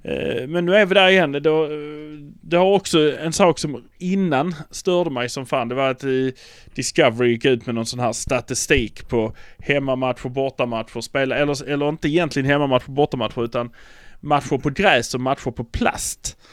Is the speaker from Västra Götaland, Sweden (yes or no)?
no; Malmö, Skåne, Sweden; vi är från Malmö